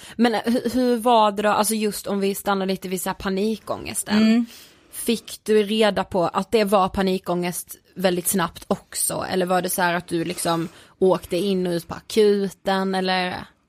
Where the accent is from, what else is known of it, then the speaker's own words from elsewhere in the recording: Karlshamn, Blekinge, Sweden; när jag var hemma i Karlshamn